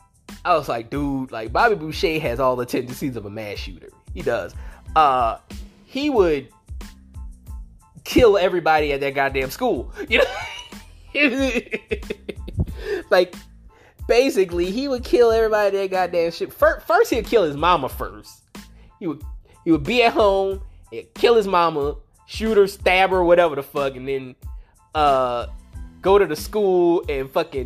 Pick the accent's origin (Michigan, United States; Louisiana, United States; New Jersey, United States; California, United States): Louisiana, United States; especially Cajun people, and I'm both, you know, like, you know, I'm from Louisiana, you know, I'm from Louisiana